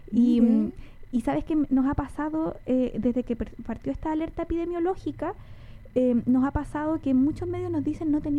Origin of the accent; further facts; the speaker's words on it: Chile; nosotros y nosotras como chilenas, yo creo y chilenos, nos dejamos estar de repente